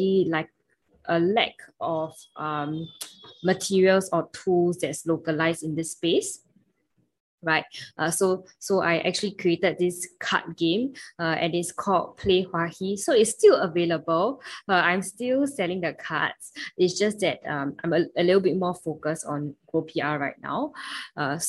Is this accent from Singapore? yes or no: yes; Singapore; from Singapore